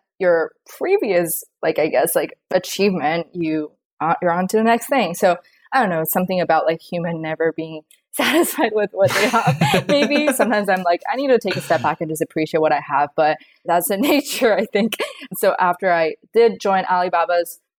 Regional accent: China; moved away; also born or lived in Los Angeles, United States / New York, United States; I grew up in China, so I'm like fully bilingual

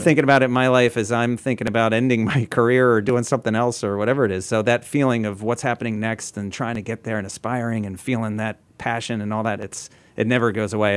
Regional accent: New Jersey, United States; we're both from New Jersey

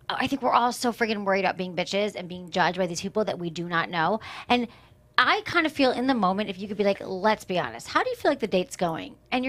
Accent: Michigan, United States; moved away; also born or lived in San Francisco; I'm from Michigan

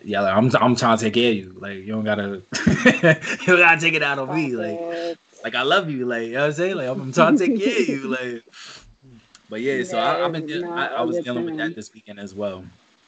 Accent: New York, United States; I'm from New York.

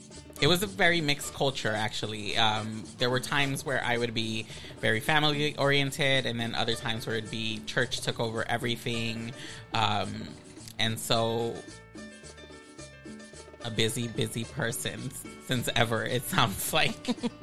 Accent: Los Angeles, California, United States; known as Los Angeles, Mid-City, K-Town area. That is essentially where I was not born in East LA, but raised in K-Town most of my life. Never left till I was 25.

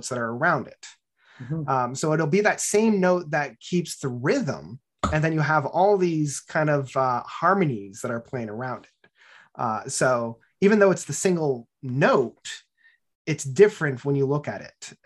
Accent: Barrie, Ontario, Canada; growing up in Barrie

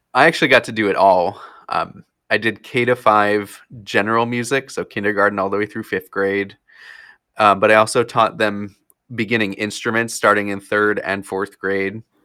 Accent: New Jersey, United States; moved away as an adult; also born or lived in Florida; now in Wisconsin, United States; I grew up in, yeah, I grew up in Florida, and then in fourth grade is when I moved up to New Jersey

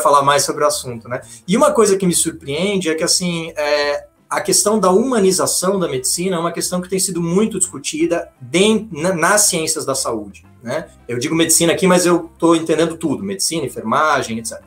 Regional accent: Florianópolis, Santa Catarina, Brazil; also born or lived in Curitiba / Italy; eu sou manezinho da ilha aqui de Florianópolis

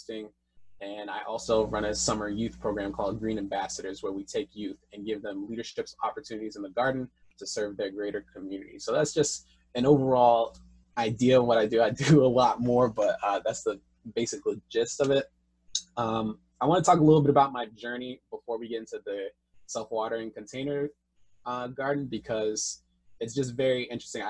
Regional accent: Washington, District of Columbia, United States; also born or lived in Boston; When I came back from Boston back to the DC area where I'm from

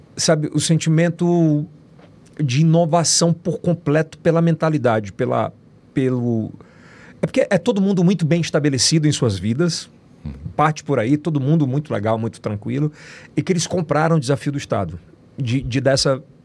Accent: Northeast Region, Brazil; E eu sou nordestino com muito orgulho

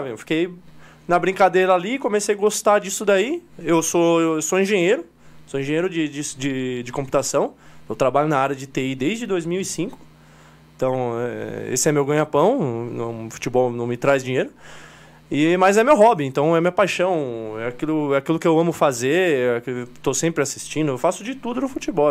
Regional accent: São Paulo, Brazil; Somos de São Paulo, treinamos na Vila Prudente

